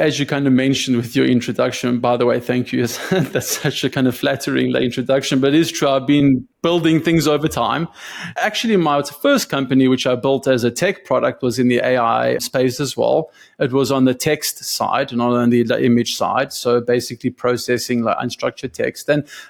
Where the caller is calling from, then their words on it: Austin, Texas, United States; Yeah, I'm in Austin, Texas. It's 102 outside, so I'm really glad I'm inside speaking to you.